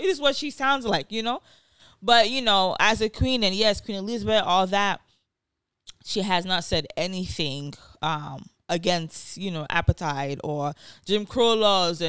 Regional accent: Nigeria; growing up in Nigeria, they didn't teach us these things.

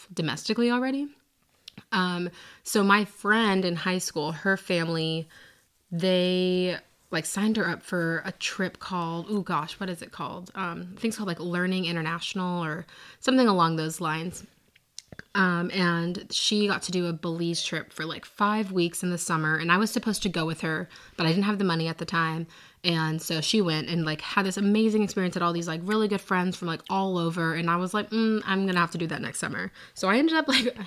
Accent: a suburb outside of Seattle, Washington, United States; moved away as an adult; now in Nashville, United States; I'm from a suburb outside of Seattle. Born and raised there

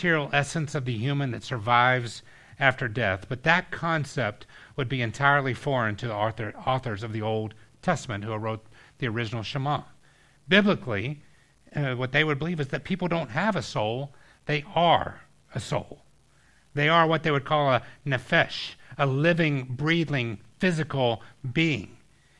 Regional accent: Georgia, United States; we had this water park growing up in Georgia called Whitewater

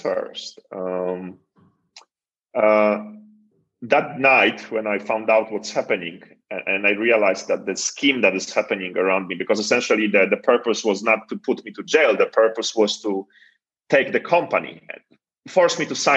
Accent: Poland; I come from Poland

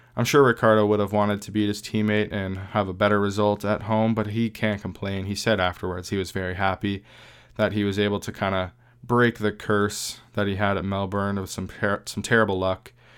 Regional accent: Canada; we're a Canadian podcast

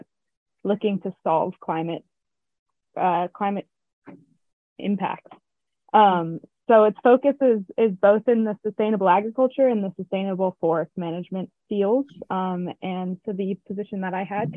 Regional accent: Oakland, California, United States; moved away as an adult; also born or lived in Davis, California / Tahoe region; now in Mendocino County, United States; I grew up in Oakland, California

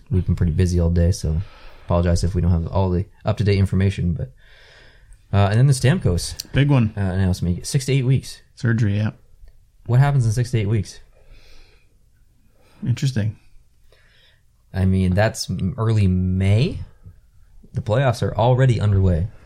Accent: Canada; I'm a Canadian.

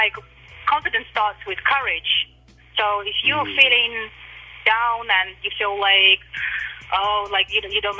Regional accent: Russia; now in England; I grew up in Russia

